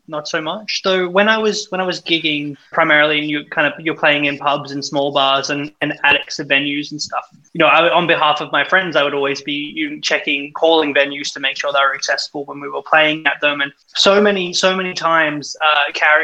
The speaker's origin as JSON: {"language": "English", "town": "Sydney", "region": "New South Wales", "country": "Australia", "tie": "born or raised there", "said": "I grew up in in Western Sydney"}